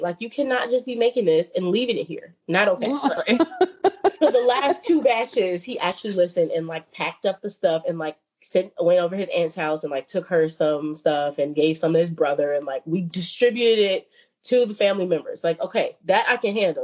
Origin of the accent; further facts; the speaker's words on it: Chicago, Illinois, United States; I'm from Chicago